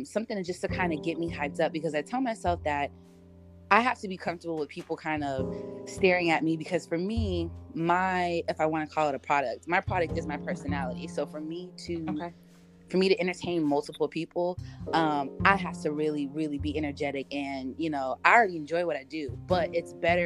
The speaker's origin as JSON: {"language": "English", "region": "Southern California", "country": "United States", "tie": "born or raised there", "also_born_or_lived": "Inglewood / Torrance / Cerritos", "moved": "as an adult", "lives_now": "Atlanta, United States", "said": "I'm from Southern California, and primarily, like, I was born in Inglewood, but we moved out to the suburbs, like Torrance"}